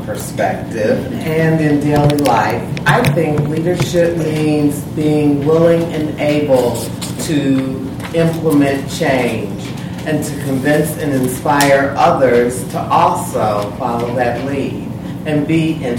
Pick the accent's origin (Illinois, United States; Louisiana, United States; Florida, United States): Illinois, United States; Chicago; I'm from Chicago, Illinois.